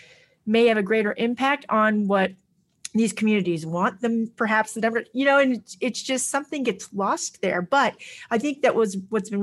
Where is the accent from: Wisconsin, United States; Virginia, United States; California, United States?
California, United States; Stockton; I grew up in Stockton, California